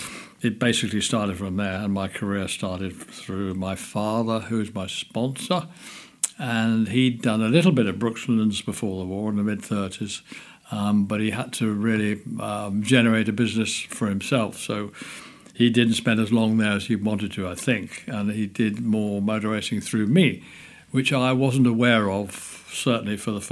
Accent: Wolverhampton, West Midlands, United Kingdom; I'm from Wolverhampton. I've lived there all my life.

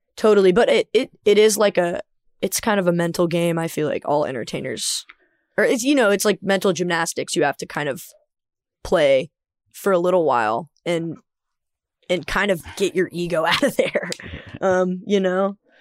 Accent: the American South, United States; as a Southerner

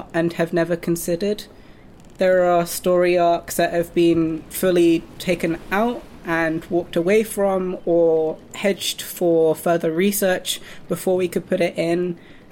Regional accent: United Kingdom; a British, mixed-race, white and Japanese person

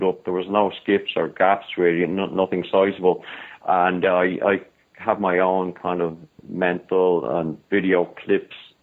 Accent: Ireland; I'm from Ireland

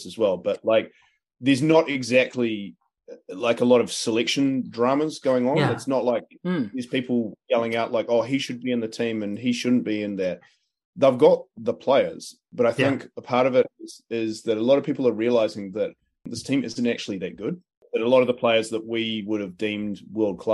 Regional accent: New Zealand; as a New Zealander

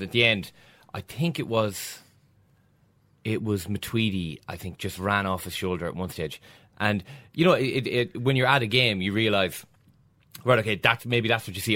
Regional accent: Ireland

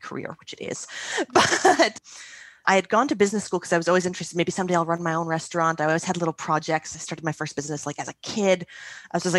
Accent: Ottawa, Ontario, Canada; moved away as an adult; also born or lived in Montreal; I moved from Ottawa, where I grew up, to Montreal, where I was going to school again

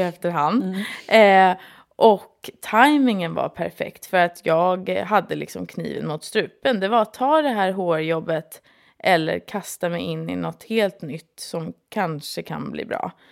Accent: Stockholm, Stockholm County, Sweden; also born or lived in London; Jag är från Stockholm

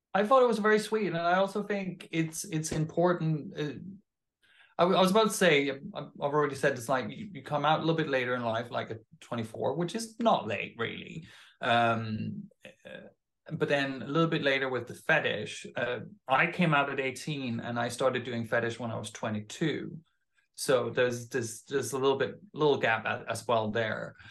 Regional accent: Denmark; moved away

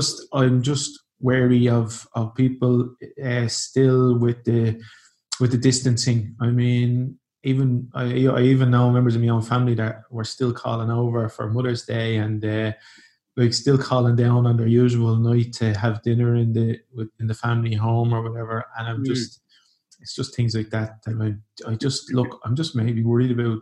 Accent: Ireland; now in Portugal; I'm proud to be Irish

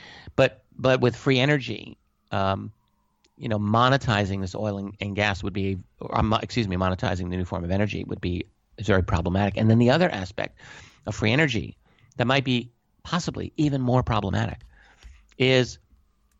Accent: United States; I'm an American

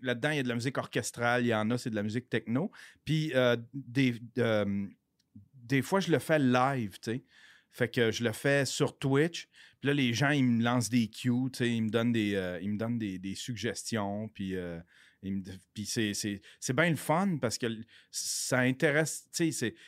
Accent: Abitibi, Quebec, Canada; moved away as an adult; now in Montreal, Canada; je viens de l'Abitibi. J'ai été caméraman sur pour les nouvelles en Abitibi. Mais il n'y avait pas assez de job en Abitibi, fait que je suis venu ici à Montréal

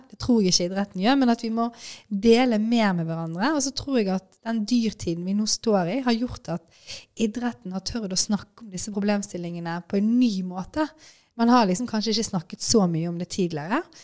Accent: Bergen, Vestland, Norway; Jeg er jo fra Bergen, heier på Brann.

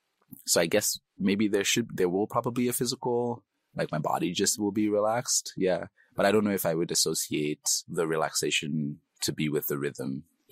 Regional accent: Nigeria; accent: Nigerian; first language English; moved away as an adult; now in Canada; being a Nigerian, moving to Canada.

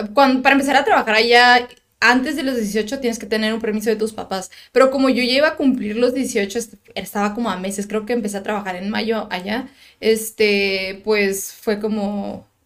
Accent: Tijuana, Baja California, Mexico; also born or lived in United States; toda mi vida he vivido en Tijuana

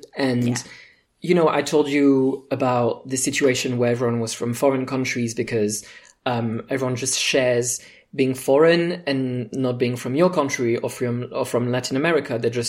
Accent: France; now in United Kingdom; I'm an immigrant because I come from France

